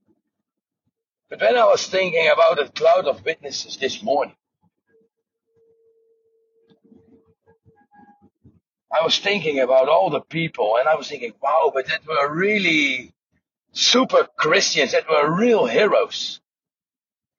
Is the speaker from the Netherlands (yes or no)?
yes; Netherlands; I'm from Holland